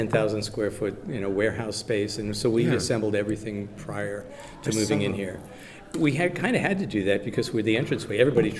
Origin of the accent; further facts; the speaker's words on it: New York City, New York, United States; moved away as an adult; now in Columbus, United States; I grew up just in Queens and Manhattan, and lived there and worked on 57th Street.